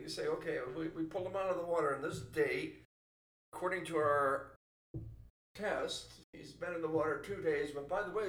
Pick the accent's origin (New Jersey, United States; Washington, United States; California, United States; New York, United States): California, United States; San Francisco; San Francisco, that was my hometown